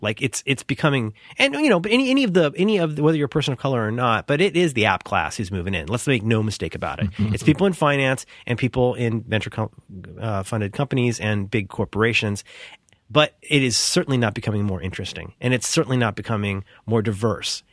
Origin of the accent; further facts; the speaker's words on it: Cincinnati, Ohio, United States; I grew up in Cincinnati, where we had a really good public school system